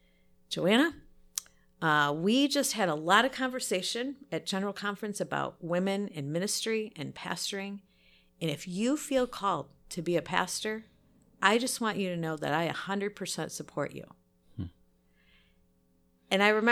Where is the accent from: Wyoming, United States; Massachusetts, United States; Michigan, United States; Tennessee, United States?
Michigan, United States; So I grew up in the Free Methodist Church. My dad was a Free Methodist pastor. So really, in fact, we lived up in the Thumb when he was first pastor, and our parsonage was right behind the church.